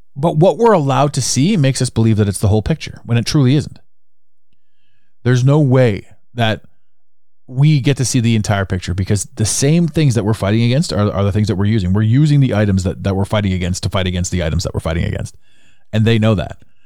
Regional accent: Canada; accent: Canadian; I'm Canadian, by the way, so that's my accent shining through

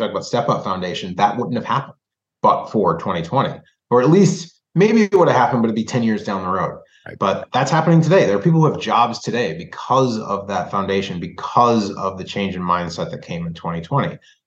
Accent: Minnesota, United States; also born or lived in Indianapolis, Indiana / Bloomington, Indiana; when I moved to Minnesota, I moved from Bloomington, right? I didn't grow up in Indianapolis, but I, you know, was in Bloomington until I was 8 years old. So I still have, there's still like some vestiges of Hoosier in me.

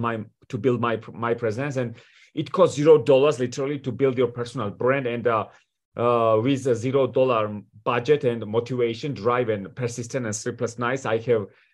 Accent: Georgia; moved away as an adult; also born or lived in Washington, D.C., United States / Manassas, Virginia, United States / New York City, United States; I come from Georgia, from Europe, you know, and I moved to the United States at the age of 18

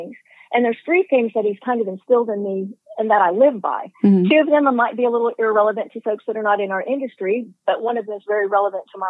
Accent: Hays, Kansas, United States; I'm from Hayes, Kansas, kind of northwest central Kansas is where we're located. I manage our family farm and ranch. I've done that my entire life.

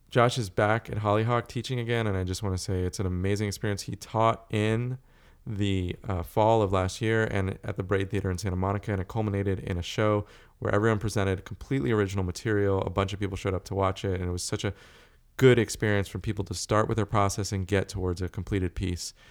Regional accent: South Africa; born there; You know, I was born in South Africa

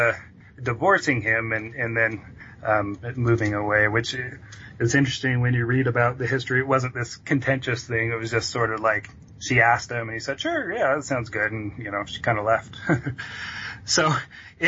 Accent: Utah, United States; born and raised in Utah

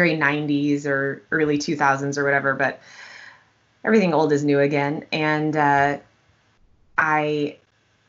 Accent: Wisconsin, United States; when we were growing up in Wisconsin

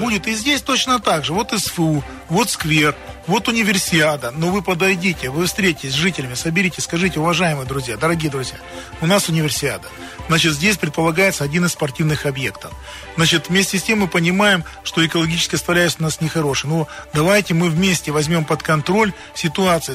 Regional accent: Krasnoyarsk, Krasnoyarsk Krai, Russia; Я сам коренной красноярец

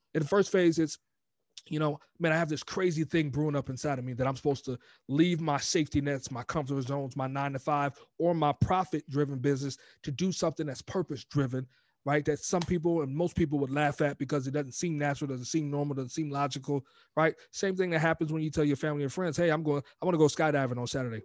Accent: Glen Allen, Virginia, United States; moved away as an adult; also born or lived in New York; now in California, United States; born in New York, raised in, in Glen Allen, Virginia, man, and then joined the Marine Corps at eighteen, and I've been in California ever since.

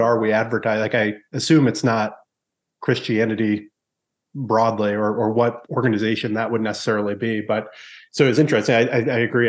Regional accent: New England, United States; growing up in New England

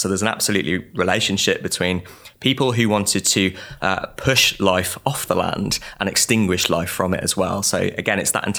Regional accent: Wales, United Kingdom; I grew up on the Gwent Levels, which is a kind of swampy marshland, basically, in the south of Wales and Severn Estuary.

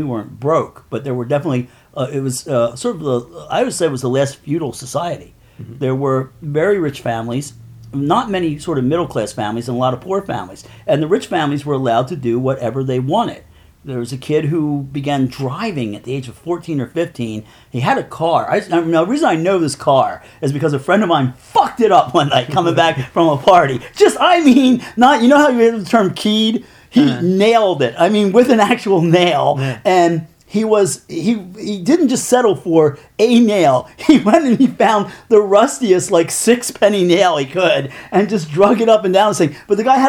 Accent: Coatesville, Pennsylvania, United States; also born or lived in West Chester, Pennsylvania; now in Philadelphia, United States; I grew up in Coatesville, which is a steel town

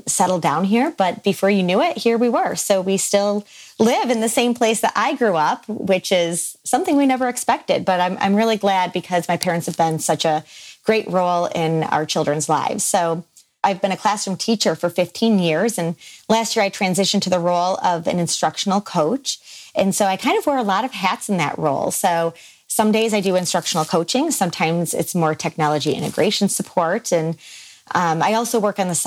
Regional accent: Finger Lakes region of upstate New York, United States; I am born and raised in the Finger Lakes region of upstate New York

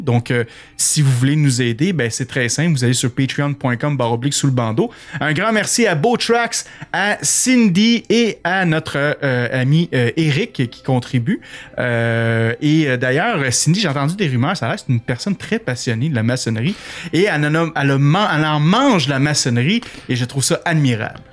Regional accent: Quebec, Canada; accent: Québécois; j'ai un accent terrible

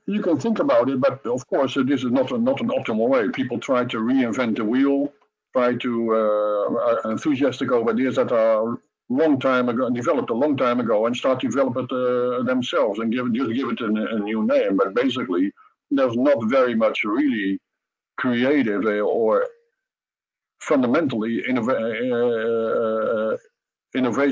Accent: Netherlands; coming from a third party country like Holland, we're not Russian, we're not American.

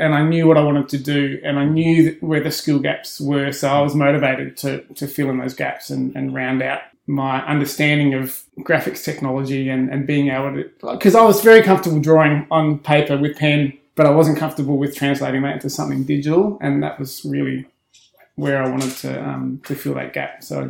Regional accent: Adelaide, South Australia, Australia; moved away as an adult; now in Melbourne, Australia; I'm from Adelaide originally. Yeah. I moved to Melbourne over 20 years ago now, straight out of university.

